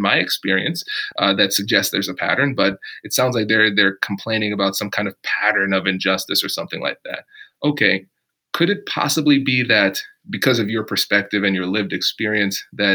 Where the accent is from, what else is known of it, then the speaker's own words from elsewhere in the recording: Tiffin, Ohio, United States; I grew up in Tiffin, Ohio, so small town Ohio